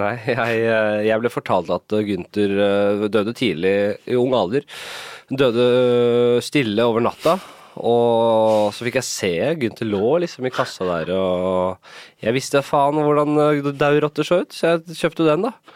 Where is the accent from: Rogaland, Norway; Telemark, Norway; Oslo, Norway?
Oslo, Norway; Jeg er jo fra Nordstrand selv